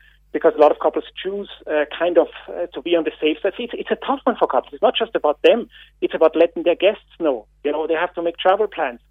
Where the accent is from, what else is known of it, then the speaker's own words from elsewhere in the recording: Austria; now in Ireland; I'm not a local. You can hear my accent. I'm from Austria